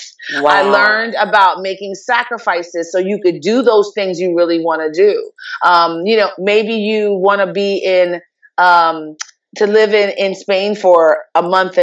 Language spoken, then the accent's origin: English; New York City, New York, United States; moved away as an adult; also born or lived in Jamaica / Abilene, Texas; I am from originally born in Jamaica, but grew up in New York City